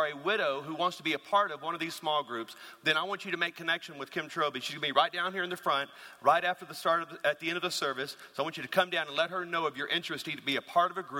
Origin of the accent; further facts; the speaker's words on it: Louisiana, United States; moved away; I'm from Louisiana